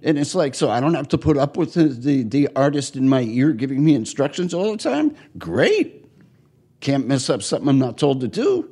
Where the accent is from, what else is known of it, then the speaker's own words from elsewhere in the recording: New York, United States; moved away as an adult; also born or lived in Minneapolis; I'm from New York.